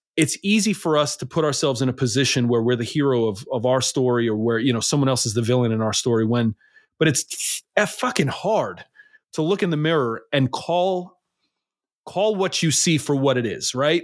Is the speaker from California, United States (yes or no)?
no; New York City, New York, United States; I grew up in New York City.